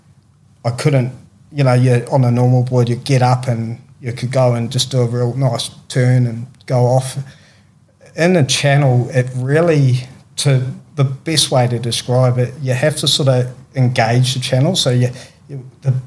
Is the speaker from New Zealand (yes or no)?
yes; Christchurch, South Island, New Zealand; moved away; I'm from the South Island of New Zealand